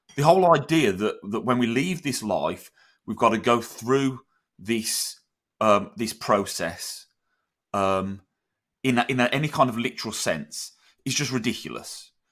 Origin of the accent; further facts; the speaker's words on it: United Kingdom; in Britain